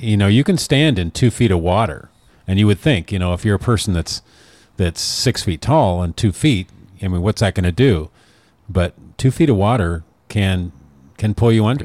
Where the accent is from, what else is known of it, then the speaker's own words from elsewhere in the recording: Oregon, United States; moved away; I moved away from Oregon for the sunshine